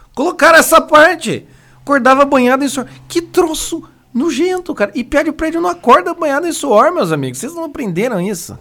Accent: Paraná, Brazil; a gente é paranaense

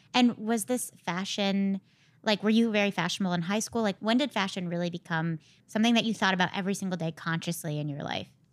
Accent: Connecticut, United States; I grew up in Connecticut

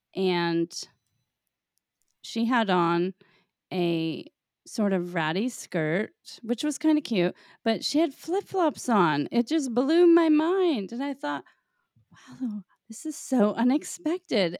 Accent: Florida, United States; moved away; growing up in Florida

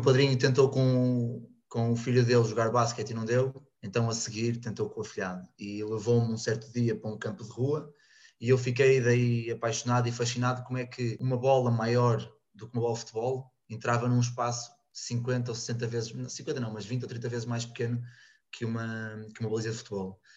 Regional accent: Porto, Norte, Portugal; moved away as an adult; now in Rio Maior, Portugal; venho do Porto, neste momento estou em Rio Maior

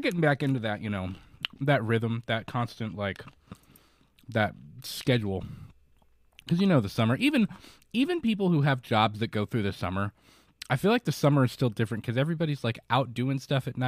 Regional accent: Florida, United States; moved away; I'm from Florida

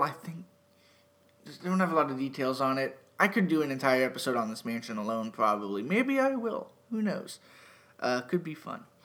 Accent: Erie, Pennsylvania, United States; moved away; Erie, PA, my hometown

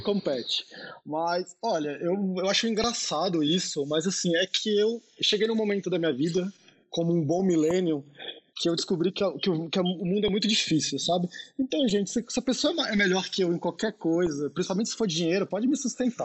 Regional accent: Brasília, Federal District, Brazil; Eu sou brasiliense

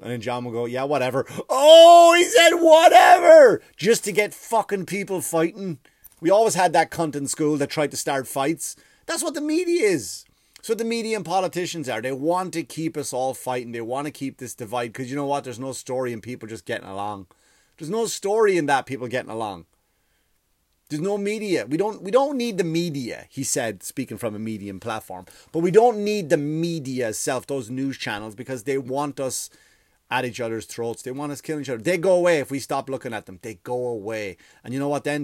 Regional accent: Ireland; moved away; I grew up in Ireland

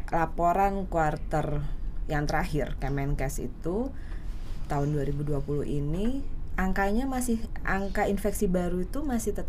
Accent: Indonesia; saya orang Indonesia. Kebetulan sekarang sedang berdomisili di Jakarta

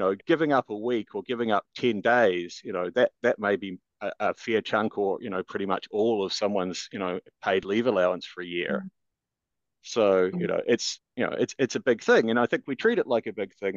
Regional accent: Christchurch, Canterbury, New Zealand; moved away; I'm originally from Christchurch, New Zealand

